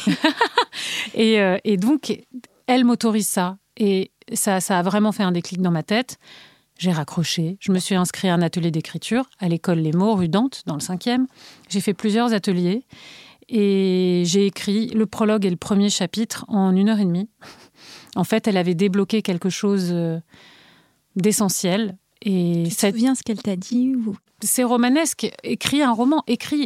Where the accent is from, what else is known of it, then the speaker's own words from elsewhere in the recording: Paris, Île-de-France, France; also born or lived in Bilbao, Spain; les chapitres de mon enfance à Paris dans les années 80